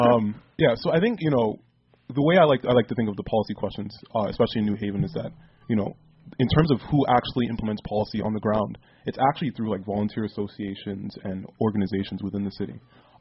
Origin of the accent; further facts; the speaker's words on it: New York, United States; I'm from New York.